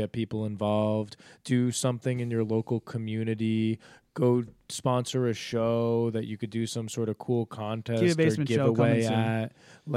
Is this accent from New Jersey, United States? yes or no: yes; New Jersey, United States; Like we came from Jersey